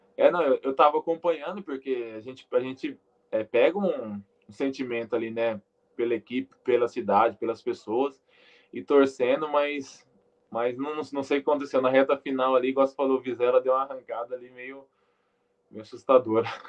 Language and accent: Portuguese; Brazil; moved away as an adult; eu que sou brasileiro